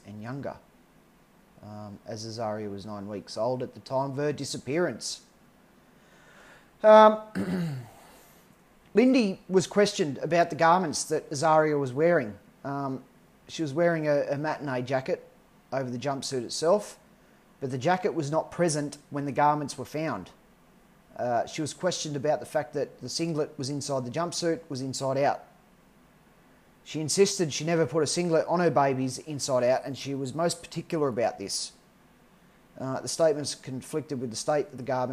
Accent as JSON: {"language": "English", "country": "Australia", "said": "I'm Australian"}